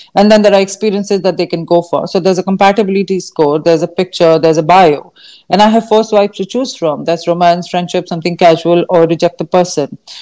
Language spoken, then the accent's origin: English; India; growing up in India, learning uh, in school was not always very practical